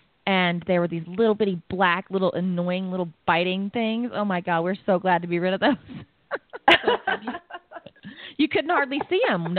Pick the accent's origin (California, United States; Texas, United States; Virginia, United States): Texas, United States; also born or lived in Costa Rica / Colorado; now in Colorado Springs, United States; We moved back to the States. We're from Texas, but we moved to Colorado. No way were we going to go back to Texas after living in Costa Rica. So we landed in Colorado Springs